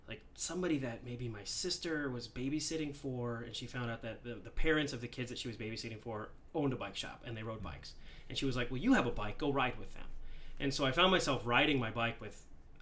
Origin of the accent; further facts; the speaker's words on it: New Jersey, United States; moved away as an adult; now in Michigan, United States; I grew up in New Jersey. So I grew up out on the East Coast and then moved out to Michigan in 95 for college.